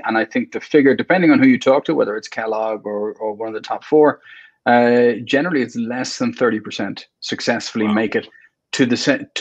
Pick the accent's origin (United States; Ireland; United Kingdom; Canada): Ireland; also born or lived in Saudi Arabia; I'm Irish.